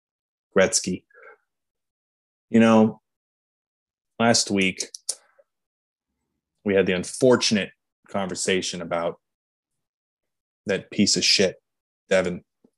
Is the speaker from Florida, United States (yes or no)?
no; Wilkes-Barre, Pennsylvania, United States; He hit a home run here in my hometown that's apparently the longest home run ever hit. It happened here in Wilkes-Barre.